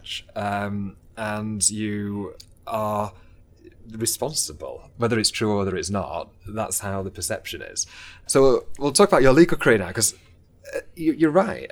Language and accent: English; Doncaster, Yorkshire and the Humber, United Kingdom; moved away; I'm from Doncaster originally